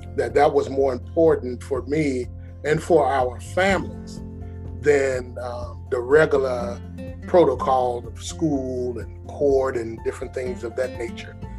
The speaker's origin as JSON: {"language": "English", "town": "Chicago", "region": "Illinois", "country": "United States", "moved": "yes", "lives_now": "Atlanta, United States", "said": "I'm from Chicago"}